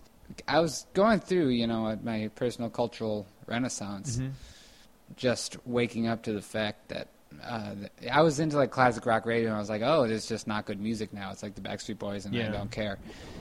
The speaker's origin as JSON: {"language": "English", "town": "Evanston", "region": "Illinois", "country": "United States", "tie": "born or raised there", "said": "I like Evanston. Evanston's a suburb. I think I was sort of grown up in the more rich part of Evanston."}